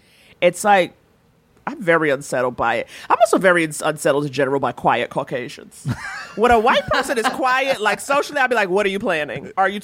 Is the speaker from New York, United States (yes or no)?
yes; New York City, New York, United States; as a New Yorker